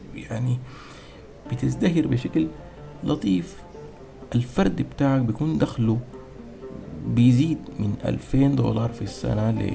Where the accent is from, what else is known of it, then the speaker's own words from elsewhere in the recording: Sudan; نحن كسودانيين